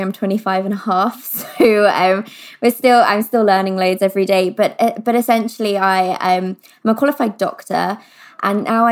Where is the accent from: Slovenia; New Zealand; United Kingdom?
United Kingdom; London; I grew up in London